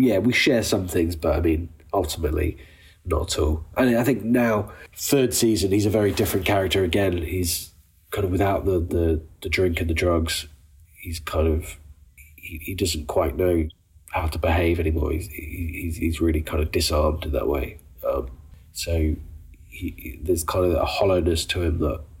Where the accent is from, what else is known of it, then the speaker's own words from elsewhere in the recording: United Kingdom; an introverted British man